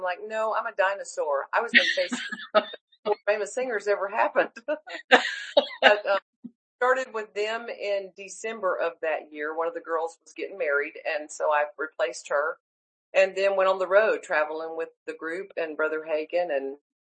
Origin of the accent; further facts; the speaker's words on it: Charleston, South Carolina, United States; also born or lived in Greenville, South Carolina / Tulsa, Oklahoma; I grew up in Charleston, South Carolina till I was 9 years old